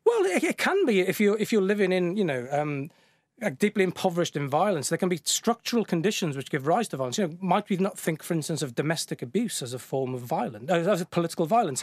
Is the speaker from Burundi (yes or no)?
no; the Welsh mining valleys, Wales, United Kingdom; moved away; also born or lived in Bristol; I grew up in the Welsh mining valleys